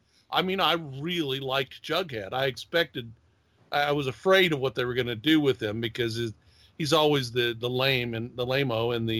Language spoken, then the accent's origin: English; Quincy, Illinois, United States; Quincy, Illinois, right on the Mississippi.